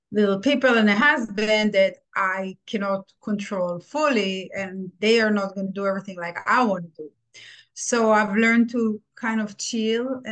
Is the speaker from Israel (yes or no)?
yes; Israel; moved away as an adult; now in United States; I'm from Israel. I immigrated to United States 17 years ago